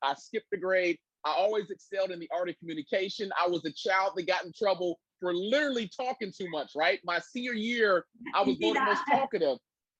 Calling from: Cincinnati, Ohio, United States; I'm calling in from Cincinnati, Ohio.

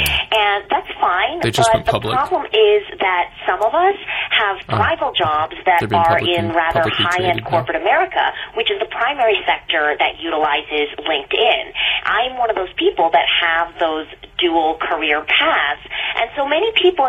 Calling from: Los Angeles, California, United States; I'm calling from Los Angeles.

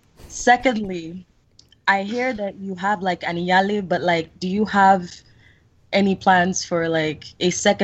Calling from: Washington metropolitan area, United States; Hi, it's … calling from the DMV.

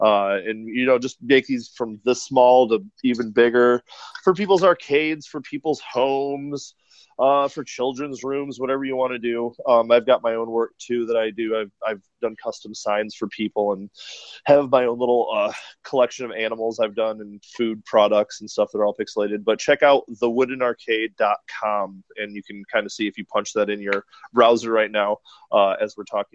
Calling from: Portland, Oregon, United States; I'm calling from Portland, Oregon.

